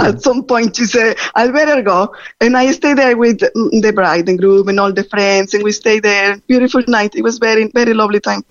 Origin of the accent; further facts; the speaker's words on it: Monterrey, Nuevo León, Mexico; now in Dunmanway, Ireland; I am from Monterrey